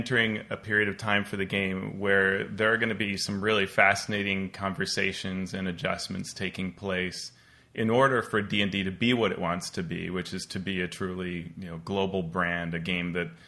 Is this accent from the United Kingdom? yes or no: no; Colombia; moved away; being Colombian American and growing up, my experience playing was in Colombia.